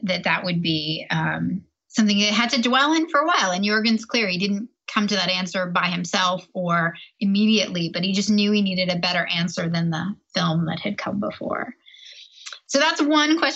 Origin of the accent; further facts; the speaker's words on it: Toronto, Ontario, Canada; I'm Canadian from Toronto